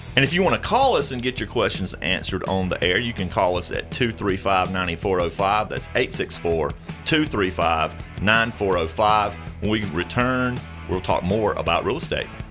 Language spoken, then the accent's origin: English; the South, United States; we're from the South